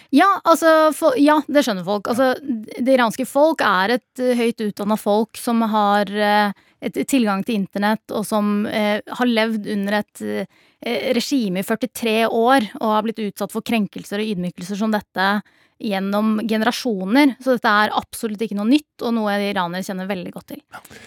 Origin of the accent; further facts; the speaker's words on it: Norway; født og oppvokst her i Norge